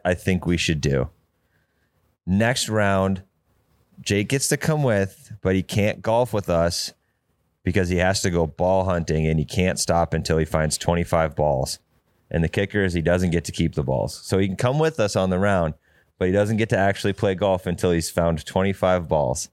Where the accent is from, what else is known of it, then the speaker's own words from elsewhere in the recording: North Dakota, United States; moved away; also born or lived in Arizona; I'm from North Dakota